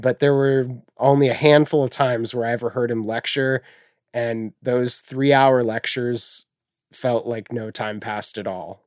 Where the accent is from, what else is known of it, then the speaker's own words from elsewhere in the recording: Ney, Ohio, United States; I grew up out, as I said earlier, outside of a town of three hundred people. The town was called Ney.